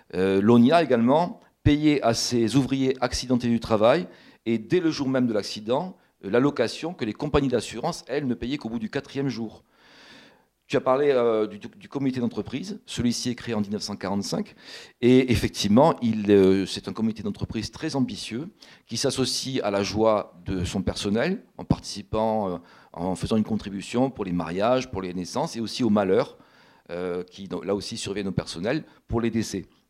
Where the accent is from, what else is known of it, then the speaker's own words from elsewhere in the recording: Toulouse, Occitania, France; je suis toulousain moi-même